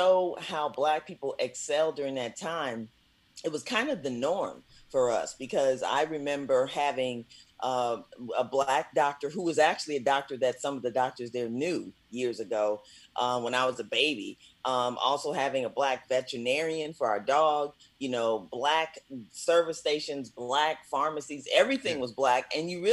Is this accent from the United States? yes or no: yes; Midwest, United States; growing up during the time that I grew up in the Midwest